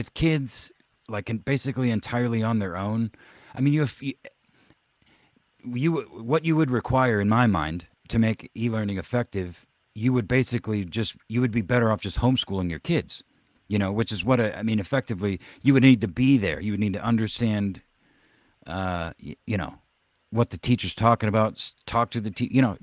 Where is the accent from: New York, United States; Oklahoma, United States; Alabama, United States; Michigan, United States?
Oklahoma, United States; moved away; when I was growing up in Oklahoma